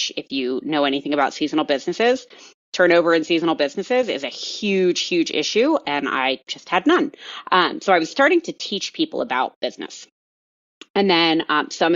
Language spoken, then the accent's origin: English; Colorado, United States; I'm from Colorado